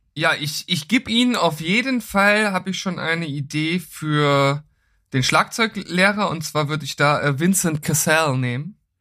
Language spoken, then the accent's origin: German; Lower Saxony, Germany; mein Heimatbundesland